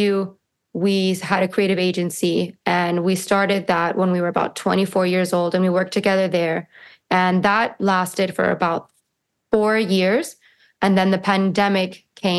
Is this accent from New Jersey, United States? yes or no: no; Key Biscayne, Florida, United States; we grew up in Key Biscayne